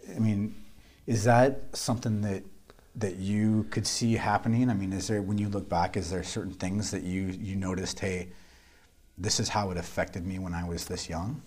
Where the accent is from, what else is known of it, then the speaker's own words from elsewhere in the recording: Council Bluffs, Iowa, United States; I grew up in Council Bluffs, Iowa